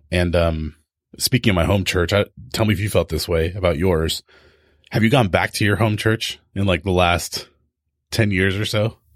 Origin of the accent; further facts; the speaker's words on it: Tehachapi, California, United States; moved away; also born or lived in O'Brien, Oregon; I grew up in Tehachapi, which is this tiny little mountain town